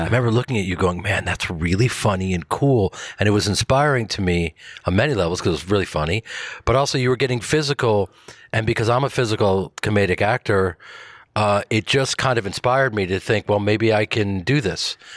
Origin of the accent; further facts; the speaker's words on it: Chicago, Illinois, United States; I grew up in Chicago